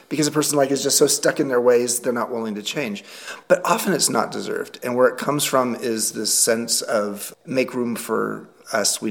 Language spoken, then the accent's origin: English; Long Beach, California, United States; born or raised there; moved away as an adult; now in Galisteo, United States